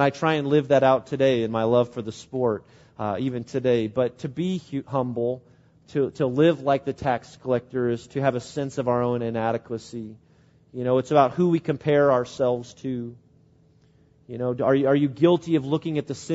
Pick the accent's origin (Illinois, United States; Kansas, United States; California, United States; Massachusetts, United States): Illinois, United States; Springfield; moved away; my hometown in Springfield, Illinois